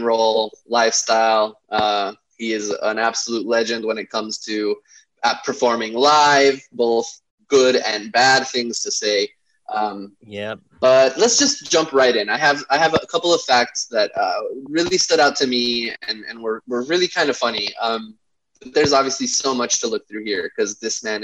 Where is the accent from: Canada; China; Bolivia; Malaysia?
Bolivia; now in Los Angeles, United States; I'm from Bolivia in South America